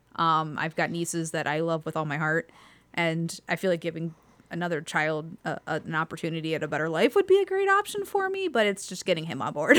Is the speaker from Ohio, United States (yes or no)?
yes; Youngstown, Ohio, United States; moved away as an adult; also born or lived in Lakewood, Ohio; I'm from Youngstown